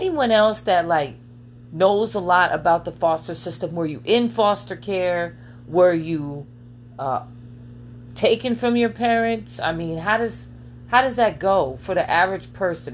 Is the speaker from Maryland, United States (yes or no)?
no; New York City, New York, United States; now in Las Vegas, United States; I am from Queens, New York